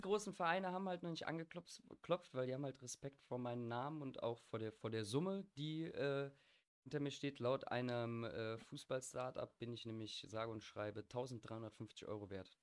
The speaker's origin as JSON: {"language": "German", "town": "Bergisch Gladbach", "region": "North Rhine-Westphalia", "country": "Germany", "said": "ich komme aus Bergisch Gladbach, wo der Angelo ja eigentlich auch ursprünglich herkommt."}